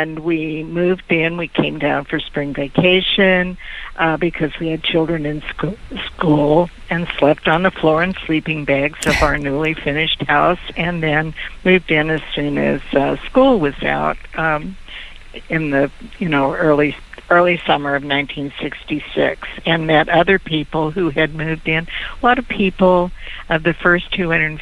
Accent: eastern Oregon, United States; moved away as an adult; also born or lived in Irvine, California; I had grown up in a very, very small town in eastern Oregon

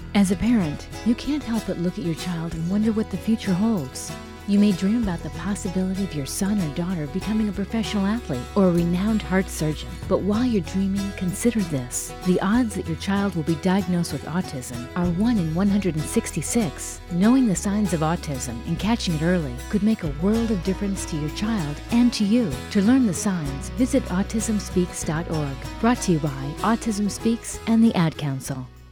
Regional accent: East Coast, United States; now in California, United States; I'm from the East Coast, but living here in California

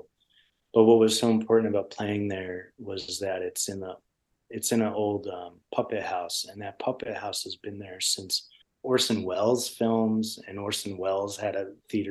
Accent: Connecticut, United States; I grew up with him in Connecticut

